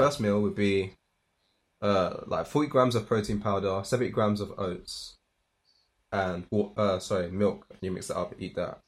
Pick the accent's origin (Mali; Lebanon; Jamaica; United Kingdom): United Kingdom; London; moved away as an adult; now in Manchester, United Kingdom; I'm from London